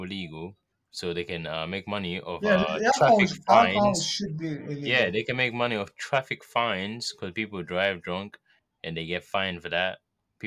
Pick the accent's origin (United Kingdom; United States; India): United Kingdom